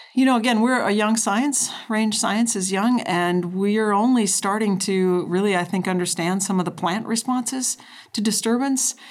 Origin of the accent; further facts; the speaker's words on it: North Dakota, United States; now in Idaho, United States; I grew up in North Dakota